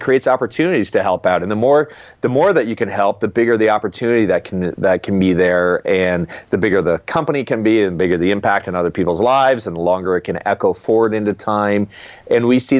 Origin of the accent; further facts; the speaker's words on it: Canada; I'm Canadian, and when I was growing up, literally half our floor was made of dirt